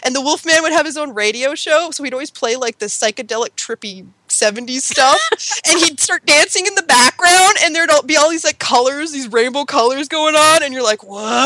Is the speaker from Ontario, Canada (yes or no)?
yes; Hamilton, Ontario, Canada; I was born in Hamilton, Ontario.